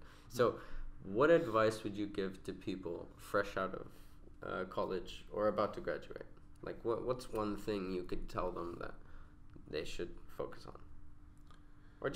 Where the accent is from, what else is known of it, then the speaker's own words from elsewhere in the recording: Saudi Arabia; moved away as an adult; now in United Arab Emirates; I grew up in Saudi